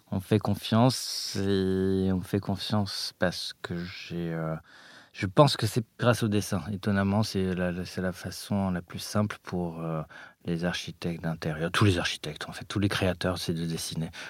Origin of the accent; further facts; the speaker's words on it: Paris, Île-de-France, France; also born or lived in Morocco; j'ai grandi à Paris. Je suis arrivé à Paris euh, à l'âge de 4 ans euh, du Maroc